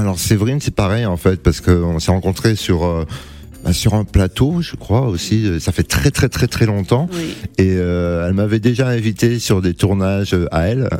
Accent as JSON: {"language": "French", "town": "Cannes", "region": "Provence-Alpes-Côte d'Azur", "country": "France", "tie": "born or raised there", "moved": "as an adult", "lives_now": "Paris, France", "said": "je viens de Cannes et je suis monté sur Paris"}